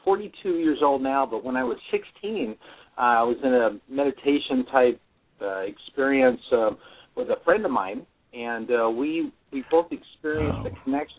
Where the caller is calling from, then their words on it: San Diego, California, United States; I'm calling from San Diego.